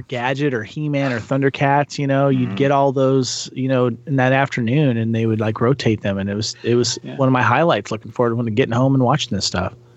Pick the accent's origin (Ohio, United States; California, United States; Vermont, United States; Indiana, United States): California, United States; Santa Barbara; I grew up in Santa Barbara, California